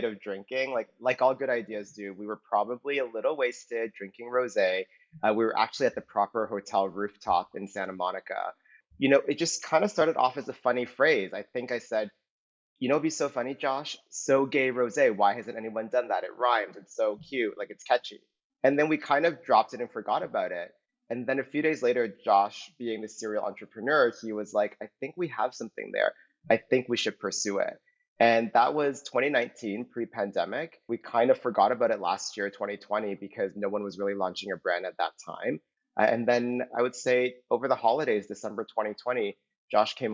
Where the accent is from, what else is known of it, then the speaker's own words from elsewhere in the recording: Toronto, Ontario, Canada; also born or lived in New York, United States; now in Los Angeles, United States; I'm originally from Toronto